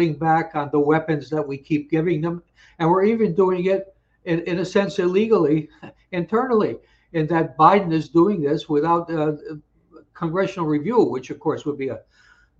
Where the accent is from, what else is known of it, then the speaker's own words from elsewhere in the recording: United States; as an American